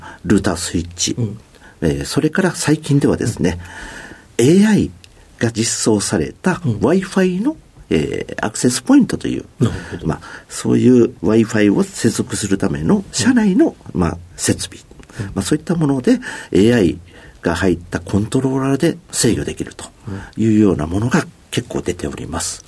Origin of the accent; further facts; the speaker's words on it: Osaka, Japan; 大阪 のまあ、西の端、西淀川区という、はい、まあ、工場の多いところで生まれ育ちました。